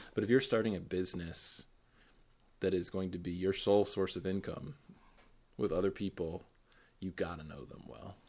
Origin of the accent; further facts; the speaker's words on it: Boston, Massachusetts, United States; moved away; growing up in Boston